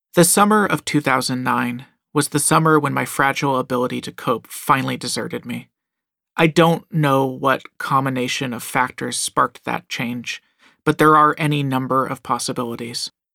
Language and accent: English; Southern California, United States; moved away; Growing up in Southern California